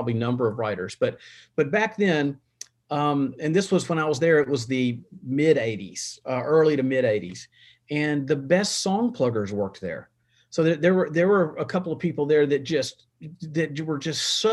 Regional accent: Nashville, Tennessee, United States; also born or lived in Denver; I was from Nashville

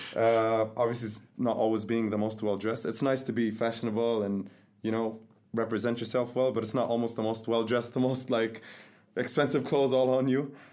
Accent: Dubai, United Arab Emirates; I'm from Dubai.

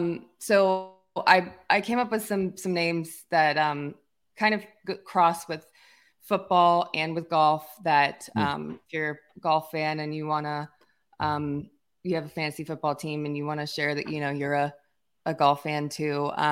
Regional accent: the South, United States; I'm probably saying it very wrong. I know I'm Southern.

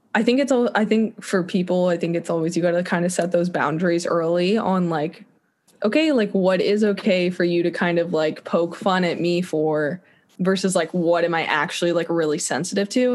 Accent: Kansas City, Missouri, United States; moved away; I want to be in Kansas City. Just it's my hometown

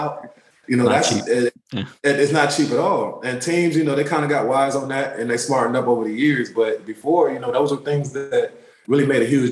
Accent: Washington, District of Columbia, United States; also born or lived in Turkey / Germany / Nebraska; I did grow up in D.C., Maryland, that area, you know, pretty much majority of my life

